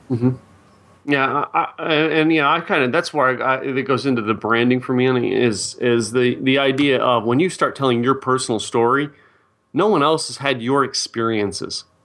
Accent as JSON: {"language": "English", "town": "Philadelphia", "region": "Pennsylvania", "country": "United States", "tie": "born or raised there", "moved": "yes", "lives_now": "Dallas, United States", "said": "my hometown of, uh, wh-, where I grew up, Philadelphia, Pennsylvania"}